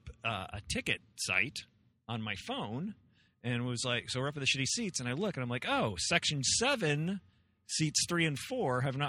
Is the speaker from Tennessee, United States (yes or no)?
yes; Memphis, Tennessee, United States; moved away; also born or lived in New Jersey; I was born in Memphis. My mom was raised in Memphis, but I ended up moving to New Jersey.